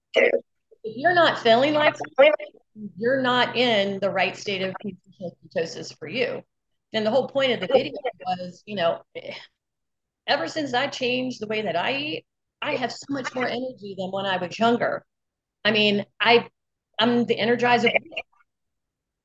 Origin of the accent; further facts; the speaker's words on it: Mississippi, United States; I'm from Mississippi, where we have 9-year-old type 2 diabetics with hypertension